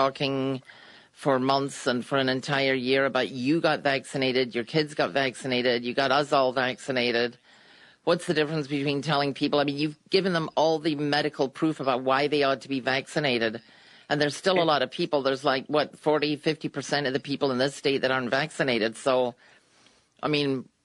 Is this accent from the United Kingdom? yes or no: yes; United Kingdom; also born or lived in Birmingham, Michigan, United States; now in United States